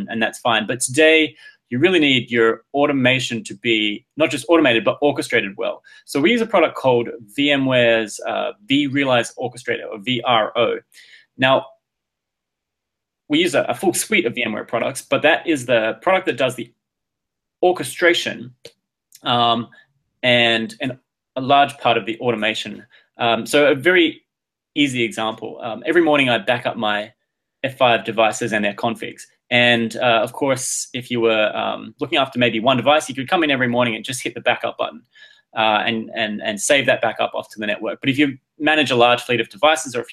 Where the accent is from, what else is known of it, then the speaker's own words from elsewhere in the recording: Adelaide, South Australia, Australia; now in Boston, United States; I'm from a town called Adelaide, the capital of South Australia, which is a state in Australia